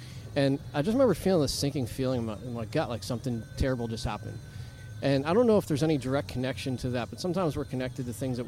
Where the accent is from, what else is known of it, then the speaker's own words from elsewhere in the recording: New Hampshire, United States; moved away as an adult; now in Cocoa Beach area, Florida, United States; Well, originally New Hampshire.